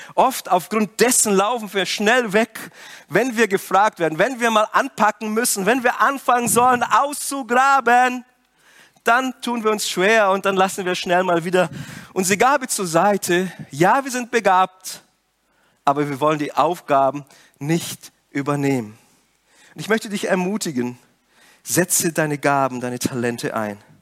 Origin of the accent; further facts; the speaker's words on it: Brazil; moved away; Ich komme ja aus Brasilien und meine Eltern haben ein Geschäft.